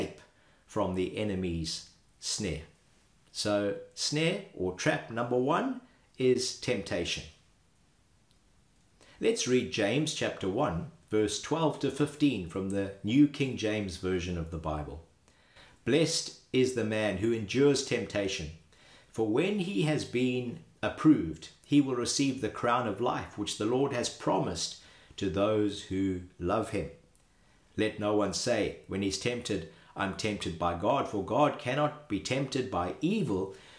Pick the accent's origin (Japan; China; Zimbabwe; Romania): Zimbabwe; As a boy growing up in Zimbabwe